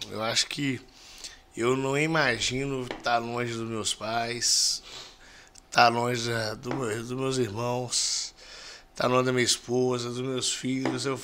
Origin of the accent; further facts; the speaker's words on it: Rio Casca, Minas Gerais, Brazil; Sou de Rio Casca. Poderia ser o quê? Sou Rio Casquense.